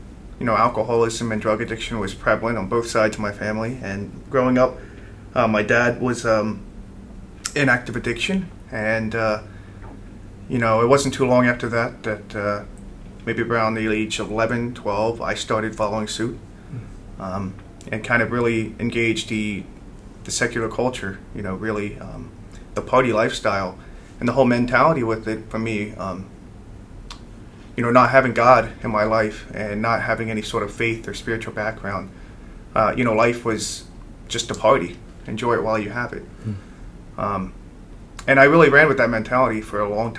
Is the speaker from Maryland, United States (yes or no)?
no; Oxford, Pennsylvania, United States; I am from Sacred Heart Parish in Oxford, PA